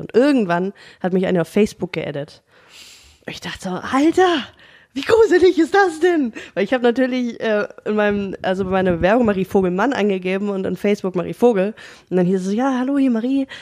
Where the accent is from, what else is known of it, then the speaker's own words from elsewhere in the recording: Germany; als Deutsche